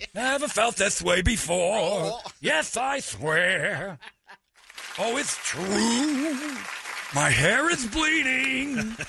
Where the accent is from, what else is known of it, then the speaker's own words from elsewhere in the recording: Tucson, Arizona, United States; I'm from Tucson.